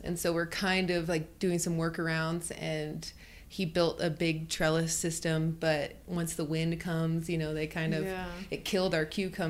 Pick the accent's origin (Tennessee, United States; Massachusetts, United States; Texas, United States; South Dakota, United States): South Dakota, United States; moved away; also born or lived in South Carolina / Charlotte, North Carolina; I'm from South Dakota.